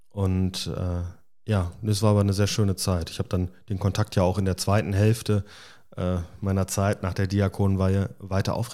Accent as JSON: {"language": "German", "town": "Balve", "region": "North Rhine-Westphalia", "country": "Germany", "tie": "born or raised there", "also_born_or_lived": "Ireland", "said": "Ich bin ja in Balve aufgewachsen, also komme aus dem Sauerland ähm, und hatte im Prinzip gehofft, dass ich von der grünen Insel Irland zurück ins grüne Sauerland komme"}